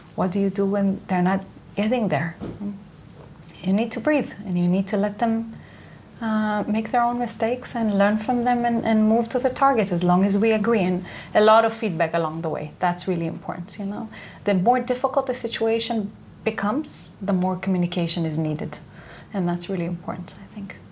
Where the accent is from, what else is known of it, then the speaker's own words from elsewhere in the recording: Israel; English is a second language; moved away as an adult; I was born and raised here in Israel.